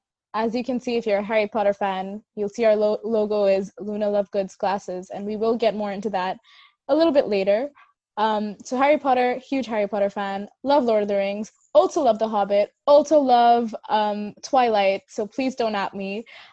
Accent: Hong Kong; also born or lived in India; my name and my accent and the way I'm pronouncing my name, and I'm sure that's a whole other thing. But I'm from Hong Kong. I was bred up there. I was born in India, hence the very Indian name.

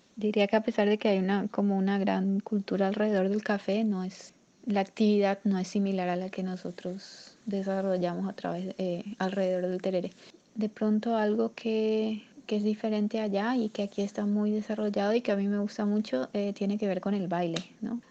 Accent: Asunción, Paraguay; moved away as an adult; now in Palomino, Colombia; nací en Asunción, Paraguay. Actualmente estoy viviendo en Colombia, específicamente en un lugar llamado Palomino, en la costa norte

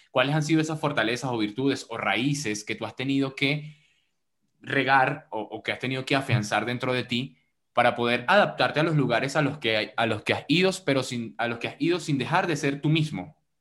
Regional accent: Venezuela; yo soy venezolano

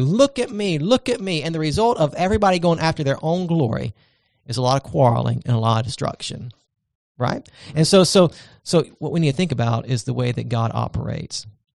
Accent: Charleston, South Carolina, United States; look at where I came from. I'm a Charlestonian, I'm a Southerner, I'm a whatever it might be.

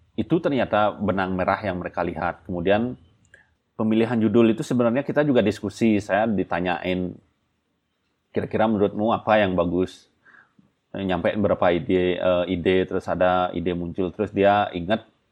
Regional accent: Bali, Indonesia; saya orang Bali

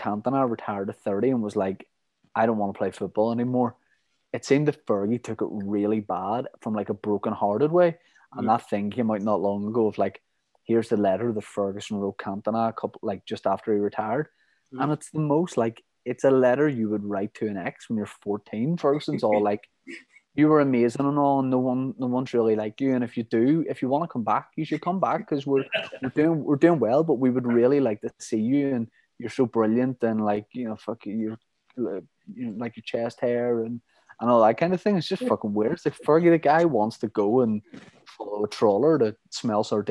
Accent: Ireland; we're from Ireland, we're United fans

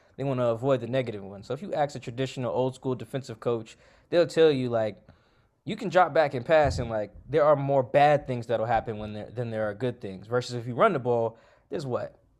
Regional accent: Seattle, Washington, United States; I'm from Seattle. Um, I grew up, like, South, South Seattle, real close to where the, the stadium's

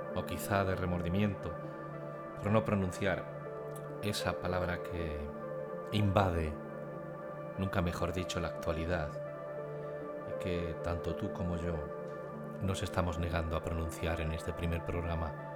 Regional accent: Sierra Mágina, Andalusia, Spain; moved away; mi último viaje a mi tierra, a Sierra Mágina

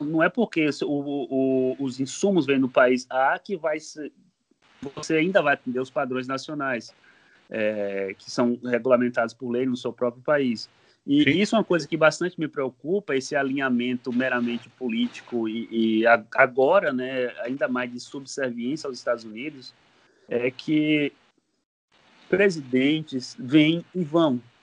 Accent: Bahia, Brazil; moved away as an adult; now in United States; Eu sou baiano, baiano da Gema, ah, do tá. sertão da Bahia

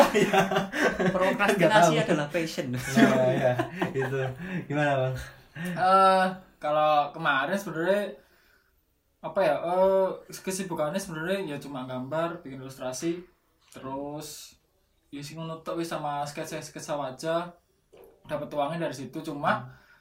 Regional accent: Nganjuk, East Java, Indonesia; Saya asli Nganjuk

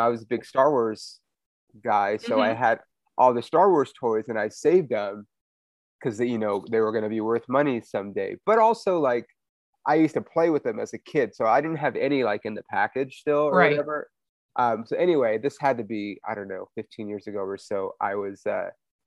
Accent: Inland Empire, California, United States; also born or lived in Hollywood, Los Angeles; we moved like about 45 minutes east of LA, like the Inland Empire

